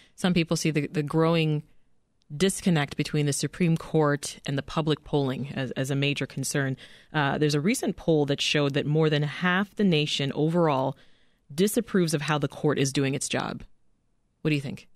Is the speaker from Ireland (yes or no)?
no; Canada; moved away as an adult; now in United States; I'm Canadian